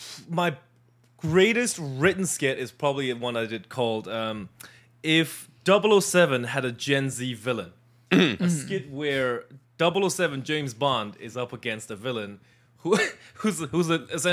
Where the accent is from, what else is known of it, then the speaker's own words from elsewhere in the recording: China; growing up in China